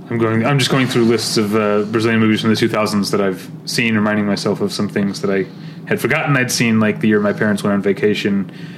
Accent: United States; as an American cinephile

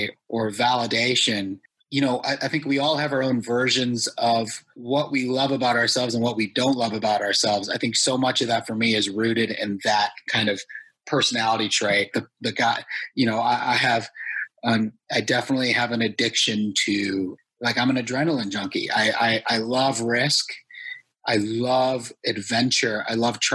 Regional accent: United States; I'm first generation Indian American

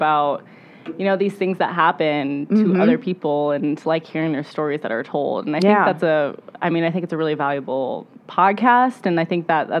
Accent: Milan, Illinois, United States; I grew up in Milan

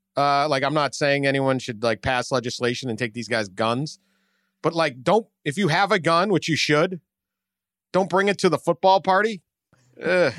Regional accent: Northeast, United States; I grew up in the Northeast too.

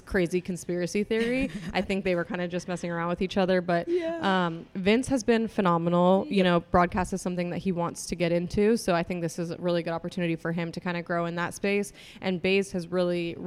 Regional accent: Denver, Colorado, United States; moved away as an adult; also born or lived in Kansas; now in Atlanta, United States; I'm originally from Colorado

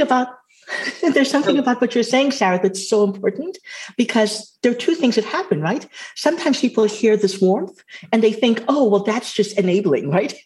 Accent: Trinidad & Tobago; I'm Afro Caribbean. And so I can hook onto the fact that I'm Trinidadian

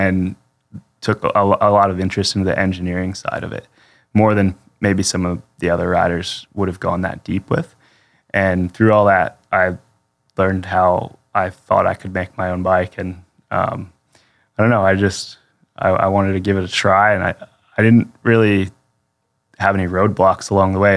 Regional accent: Pennsylvania, United States; I'm from Pennsylvania

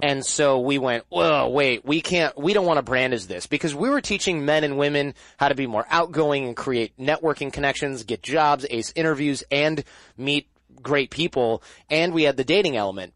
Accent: Michigan, United States; I'm from Michigan

